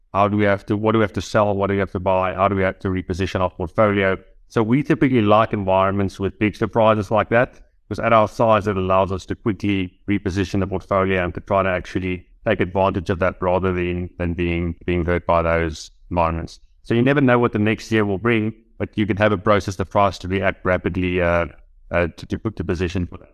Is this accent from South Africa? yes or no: yes; South Africa; as a South African investor, given that we have coal mining businesses here